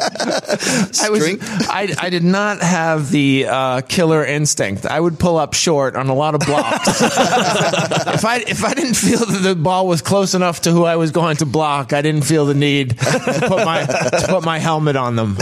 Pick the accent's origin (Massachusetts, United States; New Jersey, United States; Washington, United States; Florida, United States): Massachusetts, United States; Peabody; Peabody, Massachusetts, which is on the North Shore of Massachusetts, close to Salem